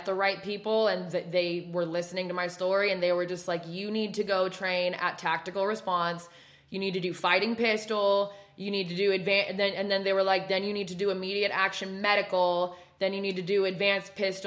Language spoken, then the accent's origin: English; West Coast, United States; moved away; you can tell by the way I talk, I'm not from the South. So I'm from West Coast